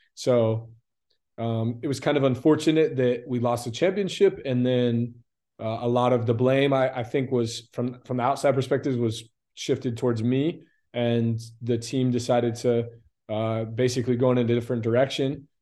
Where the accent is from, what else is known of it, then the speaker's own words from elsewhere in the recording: Lakeland, Florida, United States; also born or lived in Indianapolis, Indiana / Tampa, Florida; I was born there, but I'm from Lakeland, Florida.